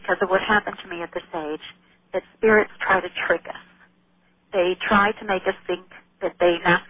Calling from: Texas, United States; Calling you from Texas.

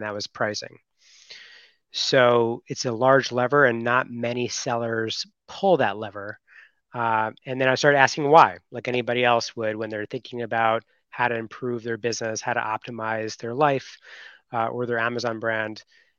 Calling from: Miami, Florida, United States; Well, I just landed from Costa Rica yesterday, and I'm back in Miami.

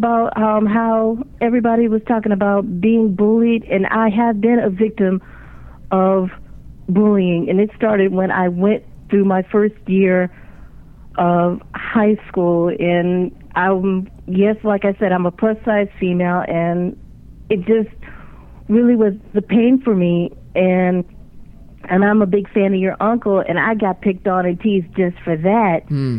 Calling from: Landover, Maryland, United States; I'm calling from Landover, Maryland.

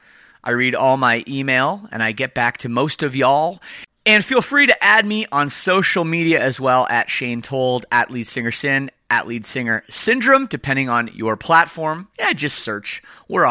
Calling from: Windsor, Ontario, Canada; I am calling you from Windsor, Ontario, which is just outside Detroit.

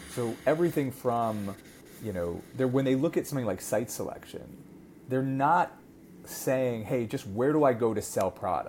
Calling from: Tel Aviv, Tel Aviv District, Israel; So you are catching me in sunny Tel Aviv.

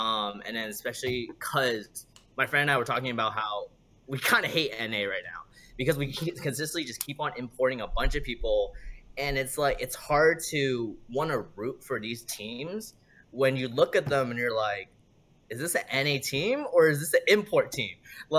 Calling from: California, United States; The Bay Area.

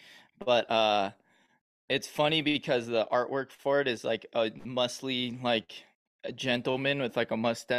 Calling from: Bend, Oregon, United States; I'm in Oregon, dude. I'm in Bend, Oregon, Central Oregon.

